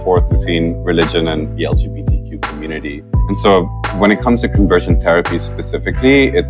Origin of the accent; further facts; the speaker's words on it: Pakistan; moved away; growing up in Pakistan